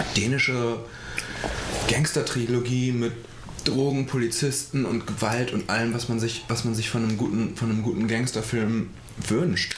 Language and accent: German; Schleswig-Holstein, Germany; ich bin halt in Schleswig-Holstein aufgewachsen